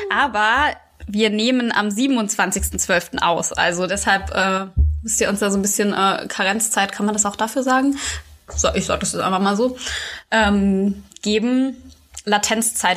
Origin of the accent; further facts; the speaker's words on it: Quierschied, Saarland, Germany; in der Nähe von Quierschied, wo ich aufgewachsen bin.